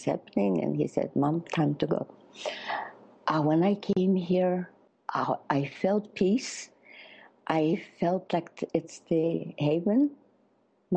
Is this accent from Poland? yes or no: yes; Poland; first language Polish; English is a second language; now in United States; I was educated there. My father was a young fighter with Piłsudski